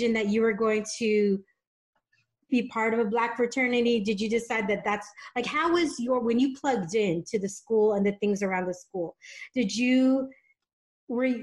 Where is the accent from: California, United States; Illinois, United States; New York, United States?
California, United States; San Diego; moved away as an adult; also born or lived in Dallas, Texas; now in San Diego, United States; I also grew up in San Diego, where less than 7% of the population is Black here